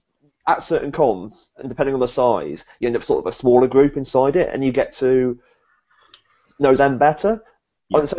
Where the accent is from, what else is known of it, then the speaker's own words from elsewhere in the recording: United Kingdom; being a British guy